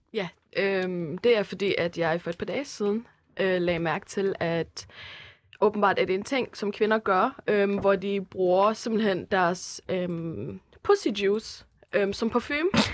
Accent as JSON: {"language": "Danish", "town": "Herning", "region": "Central Denmark Region", "country": "Denmark", "moved": "yes", "lives_now": "Aarhus, Denmark", "said": "Så jeg er fra Aarhus af, eller rent faktisk også fra Herning af"}